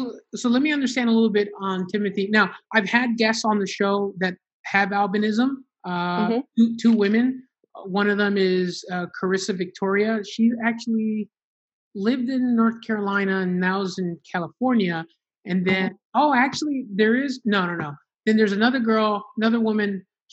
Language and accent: English; Honduras; me and my family, we're from Honduras, and my family, my parents decided to specifically move to Miami, Florida